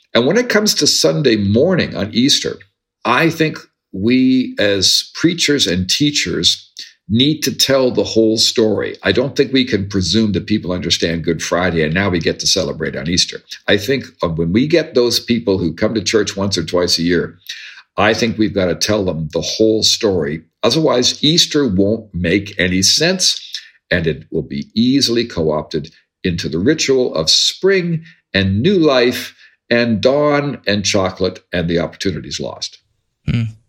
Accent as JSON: {"language": "English", "region": "Ontario", "country": "Canada", "tie": "born or raised there", "also_born_or_lived": "United States", "moved": "as an adult", "said": "I grew up in Ontario in the 60s and 70s and spent the 80s in the United States and came back to Canada in the 90s"}